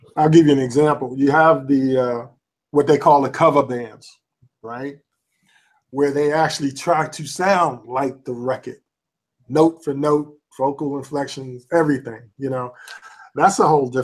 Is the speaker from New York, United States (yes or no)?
yes; New York City, New York, United States; now in Manassas, United States; I grew up in the South Bronx